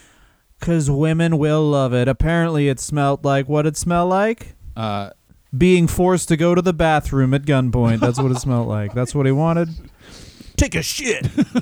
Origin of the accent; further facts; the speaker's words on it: Texas, United States; I'm from Texas.